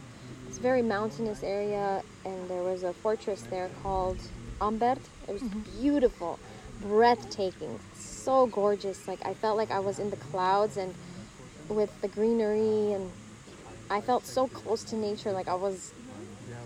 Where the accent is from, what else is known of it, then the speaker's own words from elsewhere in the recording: Los Angeles, California, United States; also born or lived in Armenia; we moved as a family to Los Angeles. And so I grew up there. I didn't go to school in Armenia. I went to school in Los Angeles.